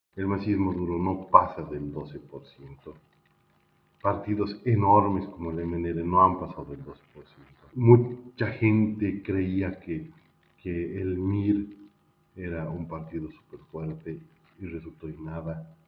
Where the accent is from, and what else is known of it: Bolivia